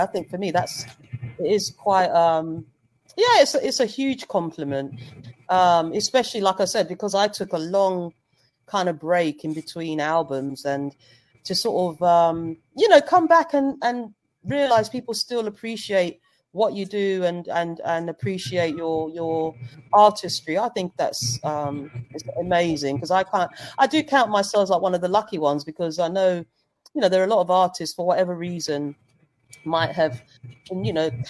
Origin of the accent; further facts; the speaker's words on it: Zambia; because I'm from Zambia, so that's where my folks are.